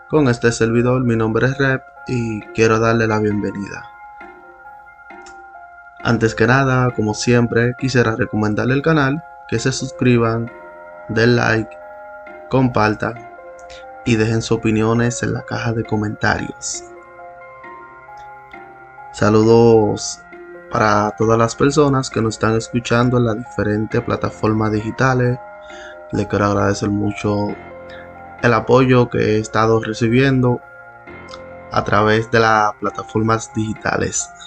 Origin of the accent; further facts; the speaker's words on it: Santo Domingo, Distrito Nacional, Dominican Republic; una historia que se ha venido narrando en mi país y de la ciudad que soy. República Dominicana, la ciudad de Santo Domingo.